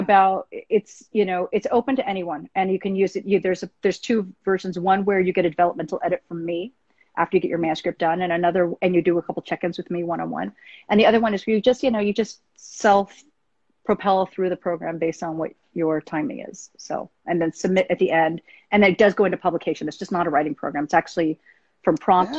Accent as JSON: {"language": "English", "country": "United States", "said": "I'm Asian American"}